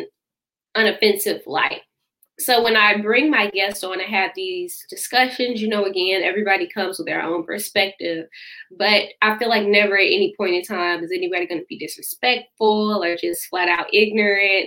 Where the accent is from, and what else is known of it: St. Louis, Missouri, United States; born or raised there